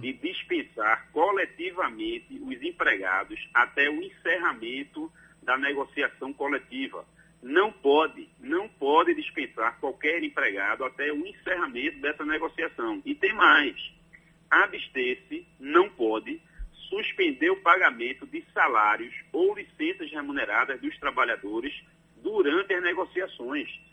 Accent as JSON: {"language": "Portuguese", "town": "Recife", "region": "Pernambuco", "country": "Brazil", "tie": "born or raised there", "also_born_or_lived": "Bahia", "moved": "as an adult", "lives_now": "Salvador, Brazil", "said": "Nasci em Recife, Pernambuco, mas já estou na Bahia há 12 anos. Obviamente que o sotaque é nossa origem, nossa raiz não perde nunca"}